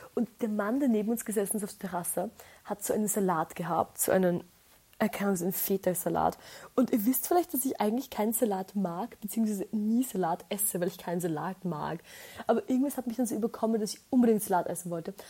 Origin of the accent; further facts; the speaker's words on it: Austria; bei uns in Österreich